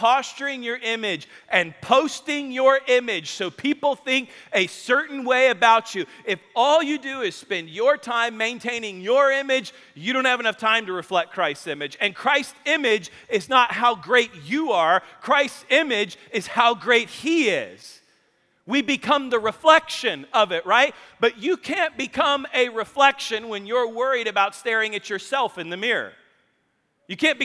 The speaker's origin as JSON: {"language": "English", "town": "Spring Hill", "region": "Kansas", "country": "United States", "tie": "born or raised there", "said": "I grew up in Spring Hill, Kansas"}